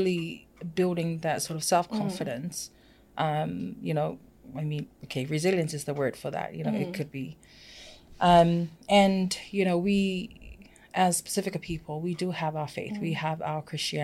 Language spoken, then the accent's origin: English; Samoa; first language Samoan; English is a second language; moved away; I was born and raised in Samoa.